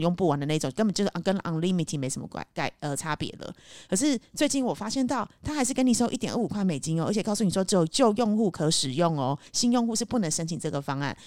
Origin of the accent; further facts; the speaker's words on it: Taiwan; moved away; also born or lived in United Kingdom / Cambodia; 因为我以前小时候在台湾的时候